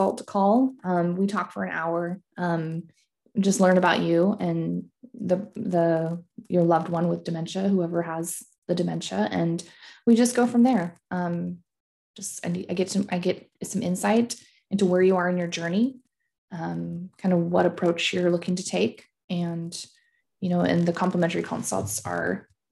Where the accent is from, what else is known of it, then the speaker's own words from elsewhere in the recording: Seattle, Washington, United States; also born or lived in Germany; I moved home to Seattle to care for her